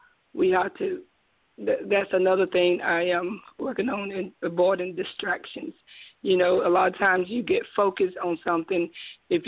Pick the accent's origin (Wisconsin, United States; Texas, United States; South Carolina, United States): South Carolina, United States; Spartanburg; I'm from Spartanburg, South Carolina. I live here all my life